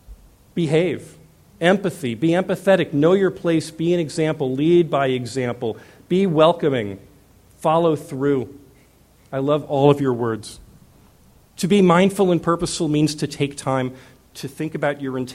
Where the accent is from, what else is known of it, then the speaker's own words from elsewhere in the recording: Arizona, United States; I'm from Arizona